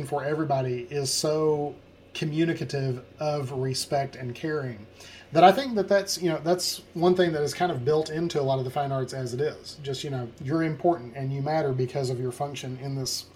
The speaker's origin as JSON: {"language": "English", "town": "Jonesboro", "region": "Arkansas", "country": "United States", "said": "I'm from Jonesboro, Arkansas"}